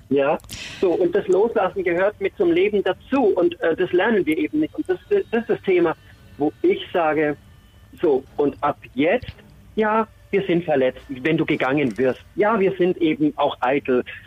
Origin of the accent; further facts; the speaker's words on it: Nuremberg, Bavaria, Germany; moved away; meine Heimat Nürnberg